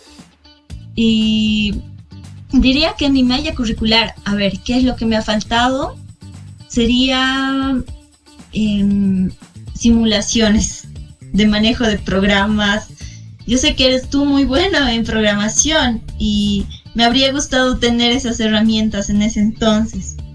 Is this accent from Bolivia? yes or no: yes; Bolivia; also born or lived in Moscow, Russia